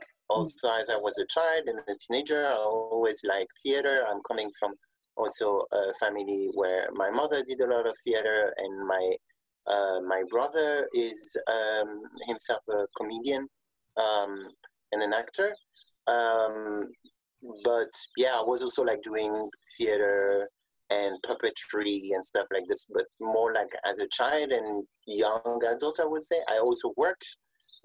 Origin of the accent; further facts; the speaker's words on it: Picardy, Hauts-de-France, France; I'm from Picardy, and so this is the region where you have all the beautiful cathedrals